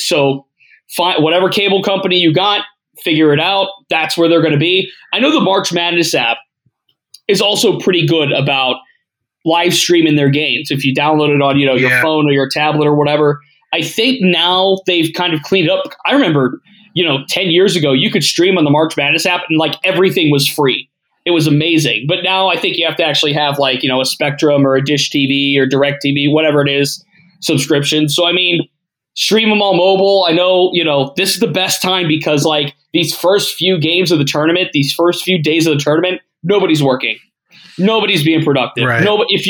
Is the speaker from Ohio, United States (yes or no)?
yes; Ohio, United States; I covered Toledo. I'm from Northeast Ohio.